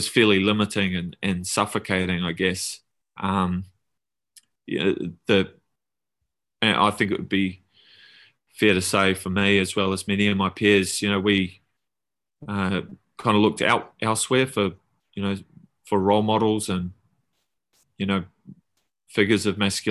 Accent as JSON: {"language": "English", "region": "Auckland", "country": "New Zealand", "tie": "born or raised there", "also_born_or_lived": "Tauranga, New Zealand / Mount Maunganui", "said": "I grew up there, but did, you know, most of my growing up in Auckland, in the eastern suburbs of Auckland"}